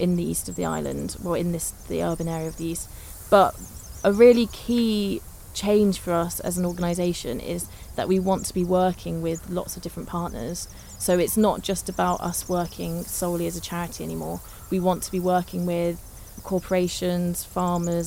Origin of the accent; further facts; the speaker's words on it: Bristol, South West England, United Kingdom; moved away as an adult; also born or lived in Liverpool / Manchester / Lancaster / London; I'm from Bristol originally